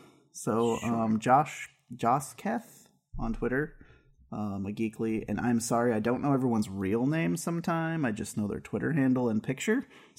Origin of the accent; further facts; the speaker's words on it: West Coast, United States; So we're from the West Coast.